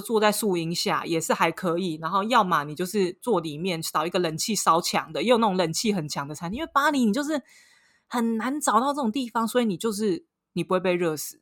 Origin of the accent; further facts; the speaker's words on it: Taiwan; now in Paris, France; 身为一个台湾人